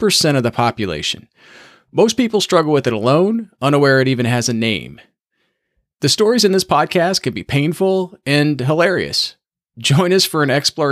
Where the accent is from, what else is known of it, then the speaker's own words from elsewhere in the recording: Indiana, United States; also born or lived in Michigan; now in Rhode Island, United States; I grew up in Indiana, and I live in Rhode Island now